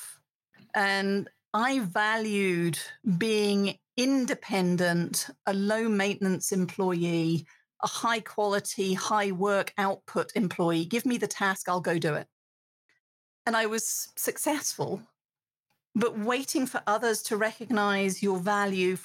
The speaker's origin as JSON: {"language": "English", "country": "United Kingdom", "accent": "British", "moved": "as an adult", "lives_now": "United States", "said": "as a British woman now living in America"}